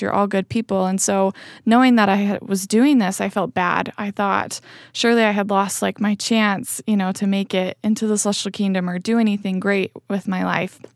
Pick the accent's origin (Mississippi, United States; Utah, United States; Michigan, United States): Utah, United States; Spanish Fork; I grew up in Spanish Fork. Um, so yeah, I lived most of my life here in Utah County